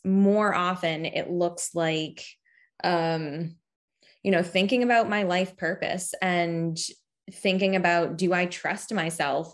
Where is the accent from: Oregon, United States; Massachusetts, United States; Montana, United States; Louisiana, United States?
Massachusetts, United States; Cape Cod; I'm from Cape Cod, Massachusetts, so I've always lived near the ocean, um, for most of my life